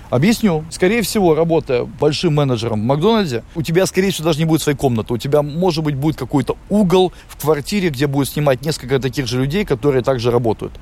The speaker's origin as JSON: {"language": "Russian", "country": "Latvia", "also_born_or_lived": "Riga, Latvia", "moved": "as an adult", "lives_now": "Los Angeles, United States", "said": "Русский, и все знают, что я из Латвии"}